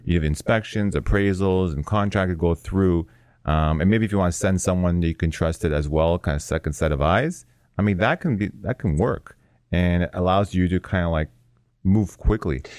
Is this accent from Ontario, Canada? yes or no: yes; Toronto, Ontario, Canada; moved away as an adult; now in California, United States; born and raised in Toronto